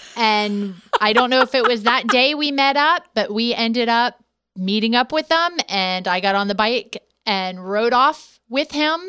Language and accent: English; Ohio, United States; moved away as an adult; also born or lived in San Diego, California; we moved from California here, uh, back home to Ohio